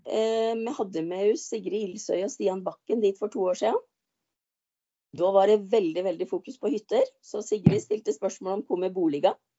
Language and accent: Norwegian; Nesbyen, Buskerud, Norway; also born or lived in Oslo; mamma og pappa flytta hjem igjen og overtok eh, odelsgården til mor mi, eller småbruket